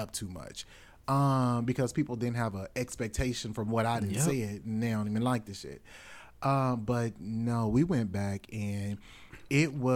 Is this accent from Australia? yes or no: no; Southern Illinois, United States; born or raised there; moved away; also born or lived in Kentucky